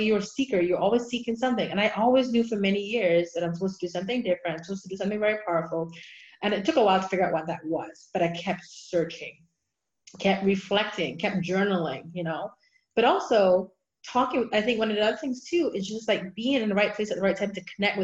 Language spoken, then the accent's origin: English; Barbados; moved away as an adult; now in United States; I grew up in Barbados, so it's the Church of England.